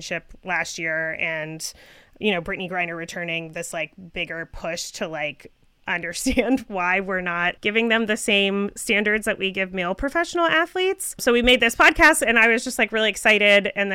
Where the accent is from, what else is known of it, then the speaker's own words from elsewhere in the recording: Canada; I am Canadian